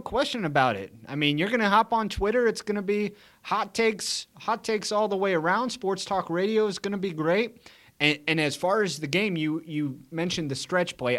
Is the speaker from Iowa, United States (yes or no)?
yes; Iowa, United States; I grew up in Iowa